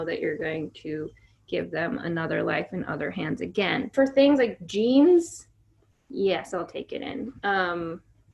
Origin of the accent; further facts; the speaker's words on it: Virginia, United States; moved away as an adult; now in New York, United States; I moved to New York from Virginia at 18